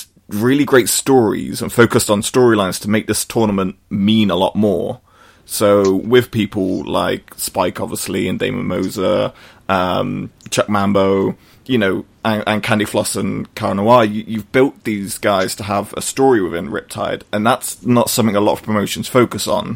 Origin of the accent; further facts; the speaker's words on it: Brighton, South East England, United Kingdom; I'm from Brighton